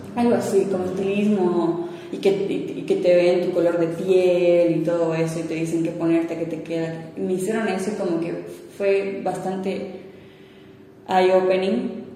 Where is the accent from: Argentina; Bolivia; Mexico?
Bolivia; La Paz; also born or lived in Cochabamba, Bolivia / Moscow, Russia; me considero más paseña